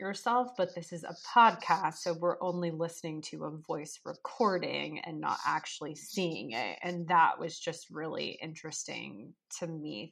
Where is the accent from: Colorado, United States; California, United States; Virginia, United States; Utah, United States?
California, United States; Southern; now in Washington, D.C., United States; my hometown of Southern California